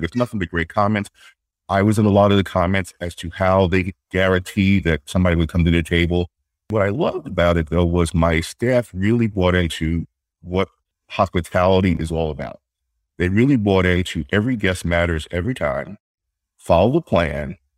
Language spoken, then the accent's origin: English; New York City, New York, United States; moved away as an adult; now in Boston, United States; I grew up in uh, Queens, New York, uh, family house